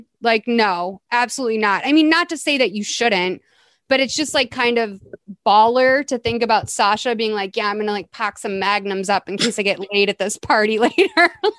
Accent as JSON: {"language": "English", "town": "Boston", "region": "Massachusetts", "country": "United States", "tie": "born or raised there", "said": "me growing up in Boston"}